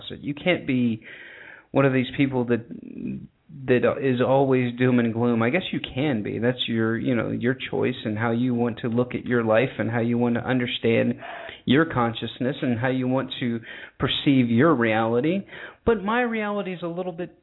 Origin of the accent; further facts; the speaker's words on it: United States; When I grew up in America